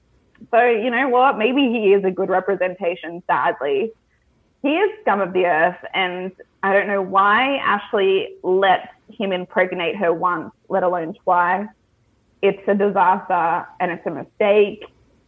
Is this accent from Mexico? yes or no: no; Australia; I don't hold Australian men to a very high standard. I've been single for many a year because I don't want to date an Australian man.